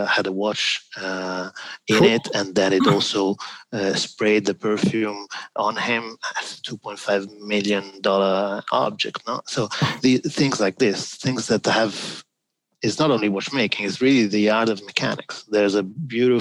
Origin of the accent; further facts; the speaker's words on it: Milan, Lombardy, Italy; moved away; I'm from Milano